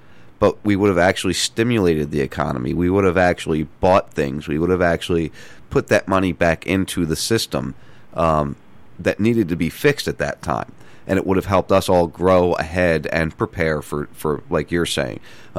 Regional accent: New Jersey, United States; I grew up in South Jersey.

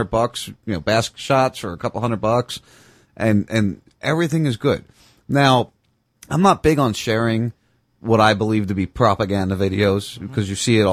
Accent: outside Philadelphia, New Jersey, United States; moved away; I grew up outside Philadelphia. Camden, New Jersey was, you know, a 20-minute drive from my house

